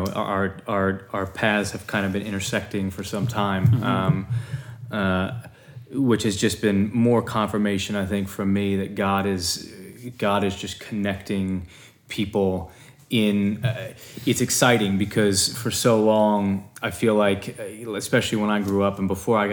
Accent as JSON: {"language": "English", "town": "Philadelphia", "region": "Pennsylvania", "country": "United States", "tie": "born or raised there", "said": "growing up in Philadelphia"}